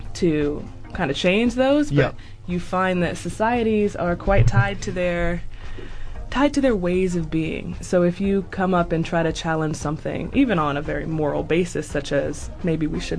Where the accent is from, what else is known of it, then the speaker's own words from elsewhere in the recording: Los Angeles, California, United States; moved away as an adult; now in New Zealand; I'm from Los Angeles